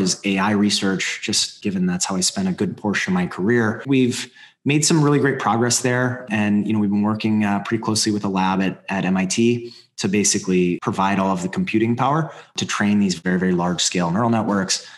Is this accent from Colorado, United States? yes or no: yes; Colorado, United States; I grew up in Colorado.